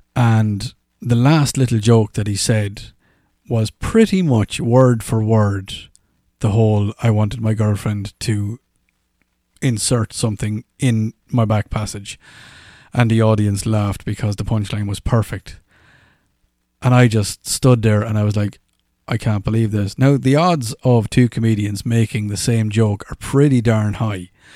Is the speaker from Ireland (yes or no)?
yes; Ireland; accent: Irish; moved away; "Oh my God, you've got an Irish accent." I was like, "Well, I do."